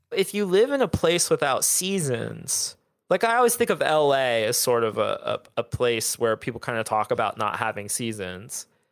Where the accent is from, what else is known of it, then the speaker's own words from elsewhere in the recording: Southern Ohio, United States; now in Austin, United States; I grew up in Southern Ohio